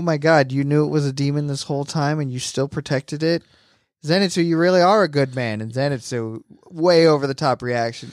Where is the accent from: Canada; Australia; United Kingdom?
United Kingdom; I'm British.